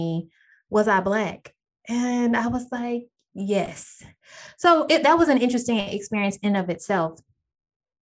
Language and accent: English; Texas, United States; I'm back in my hometown of Texas